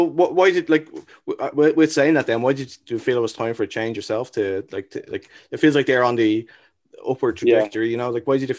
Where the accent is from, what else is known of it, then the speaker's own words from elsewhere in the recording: Dublin, Leinster, Ireland; now in Canada; I'm from Dublin